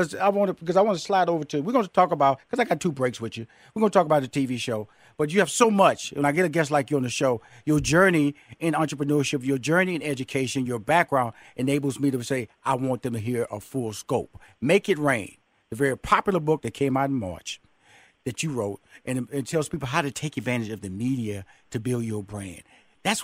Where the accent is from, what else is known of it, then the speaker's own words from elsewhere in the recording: Houston, Texas, United States; I'm from Fifth Ward, Texas. You know, two-bedroom shotgun house, six sisters, two brothers. My father was a truck driver, had a third-grade education.